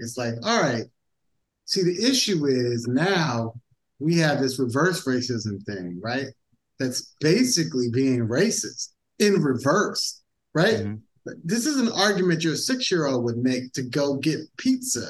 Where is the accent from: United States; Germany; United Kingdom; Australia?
United States; I'm American as fuck